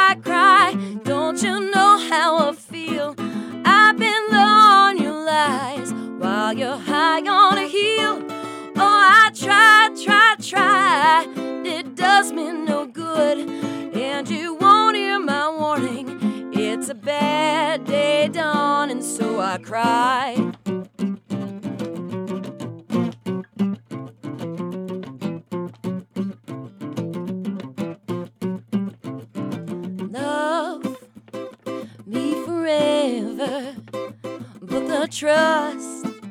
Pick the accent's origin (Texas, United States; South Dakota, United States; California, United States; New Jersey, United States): New Jersey, United States; Jersey Shore; moved away as an adult; now in Nashville, United States; I'm from the Jersey Shore, so like I'm used to being like a block away from the beach